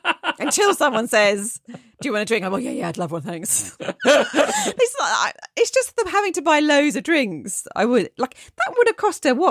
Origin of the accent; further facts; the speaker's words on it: Nyon, Vaud, Switzerland; I was at a large music festival near my hometown of Nyon, near Geneva, Switzerland.